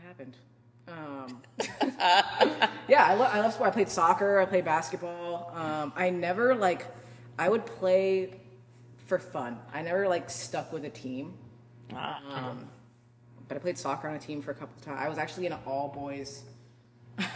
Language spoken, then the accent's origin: English; Marin County, California, United States; I grew up in Marin